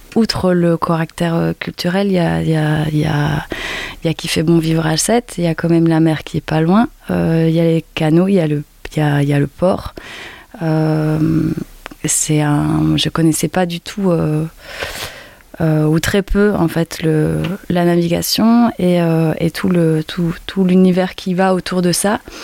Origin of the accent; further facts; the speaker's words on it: Brussels, Brussels-Capital Region, Belgium; moved away as an adult; now in Sète, France; je viens de Belgique, de Bruxelles